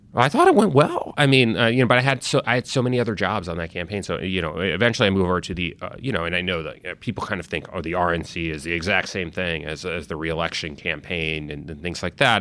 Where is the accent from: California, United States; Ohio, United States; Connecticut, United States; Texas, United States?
Connecticut, United States; also born or lived in Italy; I initially grew up in Europe, you know, in Italy. Uh, actually grew up in the sort of where my dad was from, uh, my mom was American. So I had a little bit of an international upbringing, eventually moved, uh, to America, grew up in Connecticut.